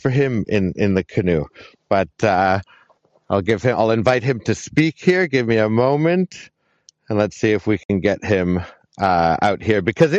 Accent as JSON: {"language": "English", "town": "Montreal", "region": "Quebec", "country": "Canada", "tie": "born or raised there", "moved": "as an adult", "lives_now": "Whistler, Canada", "said": "I'm born and raised in Montreal"}